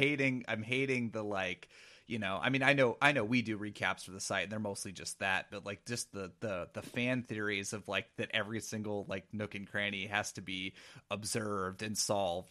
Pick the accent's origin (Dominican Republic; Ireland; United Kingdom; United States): United States; Pacific Northwest; growing up in the Pacific Northwest, like, I, I live currently forty minutes away from, uh, where Twin Peaks is shot